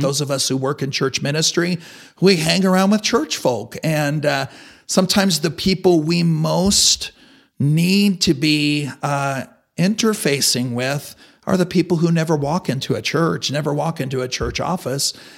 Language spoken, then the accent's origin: English; Amarillo, Texas, United States; I grew up in Amarillo, uh, in the Ridgecrest area